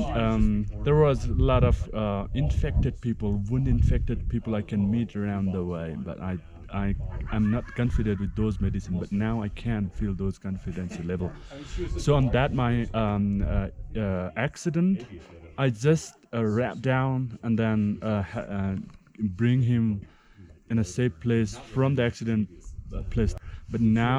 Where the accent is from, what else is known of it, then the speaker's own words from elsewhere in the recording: Lower Solukhumbu, Koshi Province, Nepal; from Lower Sulukumbu, still Everest area.